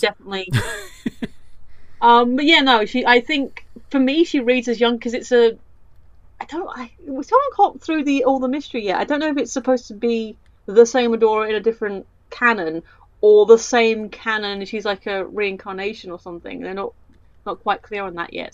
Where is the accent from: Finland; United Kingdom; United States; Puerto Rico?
United Kingdom; I'm that British